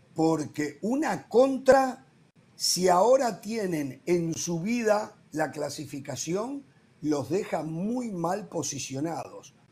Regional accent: Uruguay; moved away; soy uruguayo

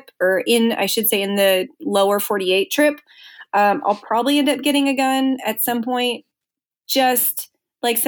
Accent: outside of Chicago, Illinois, United States; moved away; I grew up outside of Chicago.

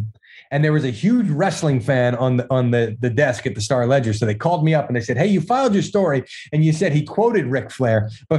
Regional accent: Philadelphia, Pennsylvania, United States; because I grew up in Philly, nobody ever won championships down there.

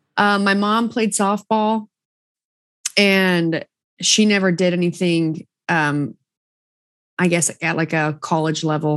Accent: Southern Utah, United States; I'm from Southern Utah.

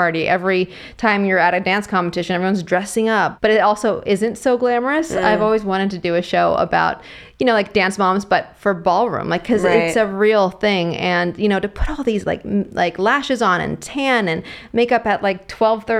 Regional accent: Bay Area, California, United States; I'm from the Bay Area

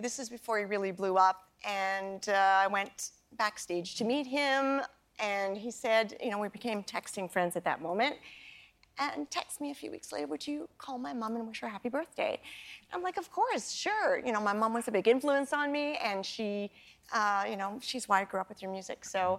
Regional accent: Canada; I have a long history with trains from my childhood growing up in Canada.

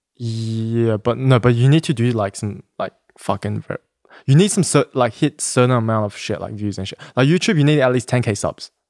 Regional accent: Sydney, New South Wales, Australia; moved away as an adult; now in Los Angeles, United States; I'm, I'm from Sydney, I, I was born in Sydney, Australia.

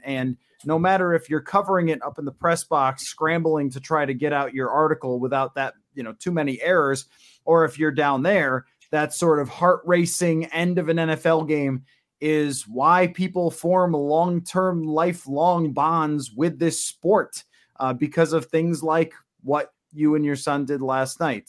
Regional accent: Buffalo, New York, United States; I grew up in Buffalo.

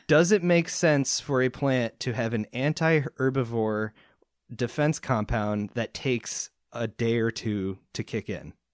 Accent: East Coast, United States; I grew up on the East Coast

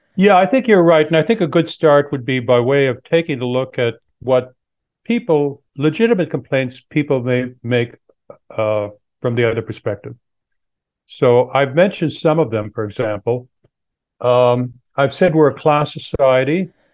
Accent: Canada; now in United States; I'm originally from Canada

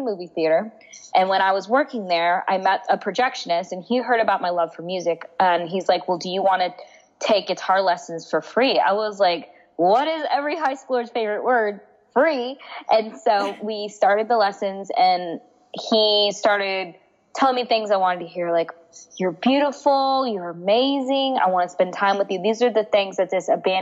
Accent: United States; also born or lived in India (ancestry); I was adopted into an American family. So I'm Indian and they were white and I grew up in a predominantly white environment

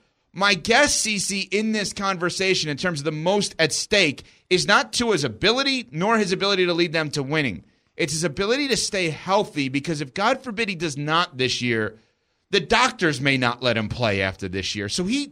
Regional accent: New York, United States; I remember growing up in New York.

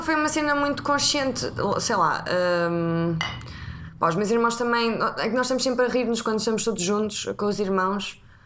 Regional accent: Figueira da Foz, Coimbra District, Portugal; now in Lisbon, Portugal; tenho 31 anos, sou da Figueira da Foz, mas vivo em Lisboa

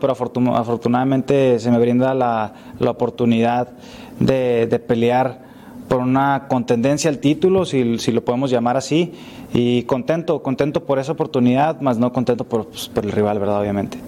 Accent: Mexico; como mexicano

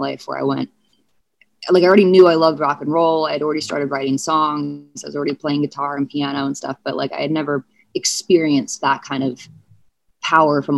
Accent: St. Louis, Missouri, United States; I was born in St. Louis.

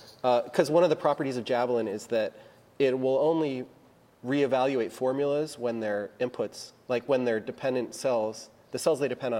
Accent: United States; I'm American.

